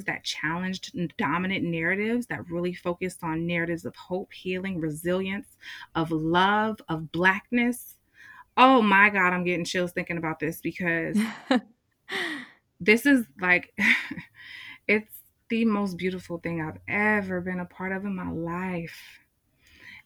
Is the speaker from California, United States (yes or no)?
yes; Richmond, California, United States; I grew up in Richmond. I'm from Richmond.